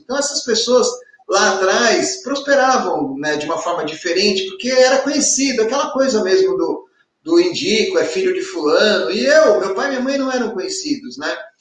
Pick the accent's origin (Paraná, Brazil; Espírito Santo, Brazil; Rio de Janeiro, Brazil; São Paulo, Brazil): São Paulo, Brazil; Ribeirão Pires; E eu sou de Ribeirão Pires, uma cidade que fica a 50 quilômetros da corretora